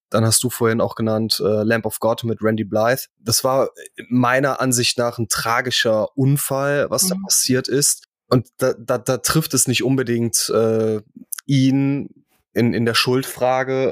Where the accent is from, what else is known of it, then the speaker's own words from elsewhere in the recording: near Krefeld, North Rhine-Westphalia, Germany; ich bin in Griffenbruch aufgewachsen. Das ist Nähe Krefeld